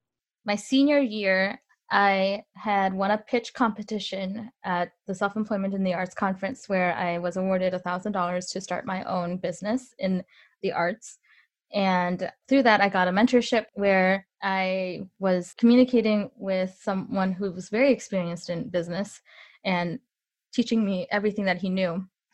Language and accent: English; Illinois, United States; also born or lived in Mexico; So I grew up in Northern Illinois. I moved around a lot when I was really young. I went to 8 different schools by the time I was in 8th grade, just to give you an idea. And some of those schools were in Mexico.